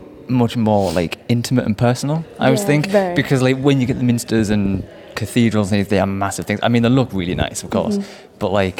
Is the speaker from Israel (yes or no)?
no; Hartlepool, North East England, United Kingdom; I'm from Hartlepool.